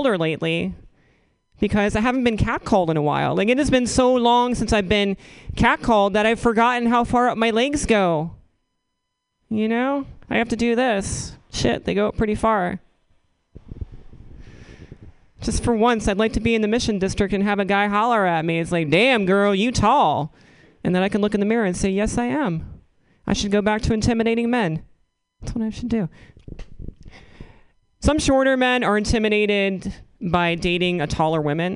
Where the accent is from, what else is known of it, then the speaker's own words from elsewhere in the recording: Northeastern North Carolina, United States; now in San Francisco, United States; growing up in Northeastern North Carolina.